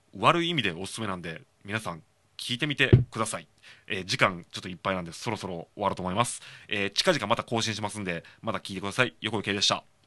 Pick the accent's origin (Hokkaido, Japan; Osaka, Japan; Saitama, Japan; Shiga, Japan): Shiga, Japan; now in Kobe, Japan; 僕はその滋賀県出身なんで、まあ、FM 滋賀聞いてましたし、まあ、今神戸住んでるんで